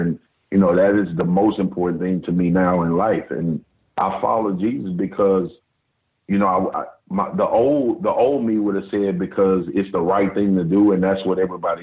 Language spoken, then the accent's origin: English; Baton Rouge, Louisiana, United States; I grew up in South Baton Rouge.